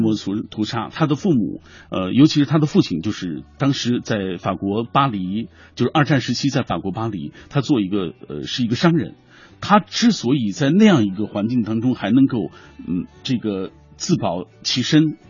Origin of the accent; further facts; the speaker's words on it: China; 因为村上春树是我们中国人最熟悉的外国作家啊。